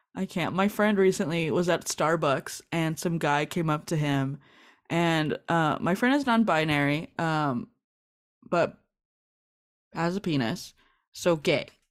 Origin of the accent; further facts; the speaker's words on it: Los Angeles, California, United States; I'm from East L A, which is more of the hood, Southeast L